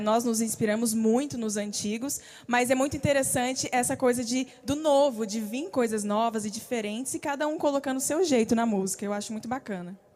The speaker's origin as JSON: {"language": "Portuguese", "town": "São Miguel do Iguaçu", "region": "Paraná", "country": "Brazil", "tie": "born or raised there", "also_born_or_lived": "Maringá, Paraná", "moved": "as an adult", "lives_now": "Goiânia, Brazil", "said": "nós somos naturais de São Miguel do Iguaçu, Paraná, que fica perto de Foz"}